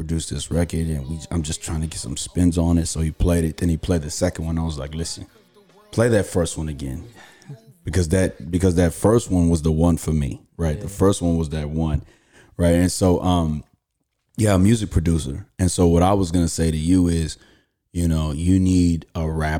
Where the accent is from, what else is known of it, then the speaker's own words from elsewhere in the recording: Houston, Texas, United States; born there; I was born in Houston, Texas on a Tuesday.